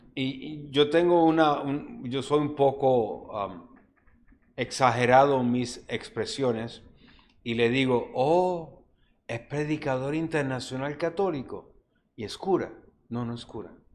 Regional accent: Juncos, Puerto Rico; en mi pueblo se hacía unos novenarios

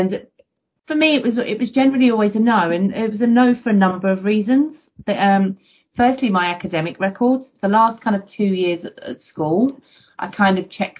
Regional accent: London, United Kingdom; I grew up in the East End of London in fairly challenging circumstances

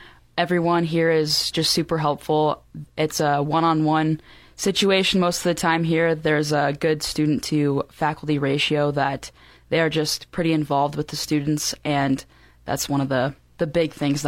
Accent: Valentine, Nebraska, United States; moved away as an adult; now in Wyoming, United States; I'm the current EWC student president, and I'm from Valentine, Nebraska, south of there. That's where I went to school and grew up on a ranch there. So I just grew up in a rural community

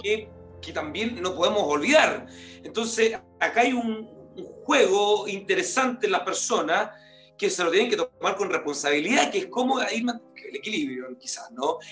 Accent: Salamanca, Coquimbo, Chile; moved away; me tocó andar en Salamanca, de donde yo vengo, la comuna de Salamanca

